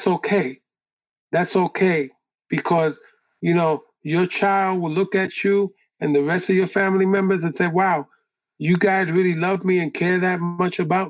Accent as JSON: {"language": "English", "town": "New York City", "region": "New York", "country": "United States", "tie": "born or raised there", "said": "I grew up on the Lower East Side"}